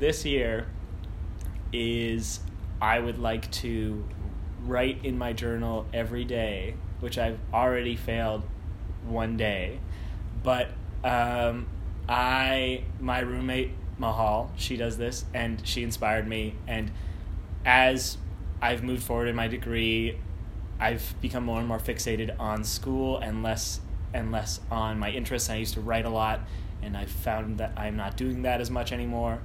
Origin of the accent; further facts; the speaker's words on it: Winnipeg, Manitoba, Canada; now in Toronto, Canada; I'm from Winnipeg